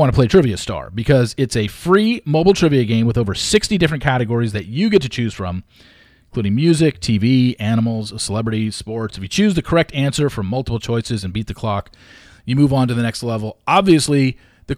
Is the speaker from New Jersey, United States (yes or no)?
no; Orange County, California, United States; I grew up in Orange County